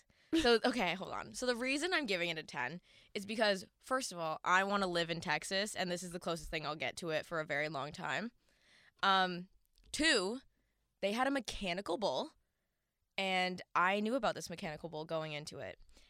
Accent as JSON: {"language": "English", "town": "Ottawa", "region": "Ontario", "country": "Canada", "tie": "born or raised there", "said": "Listen, I grew up in Ottawa."}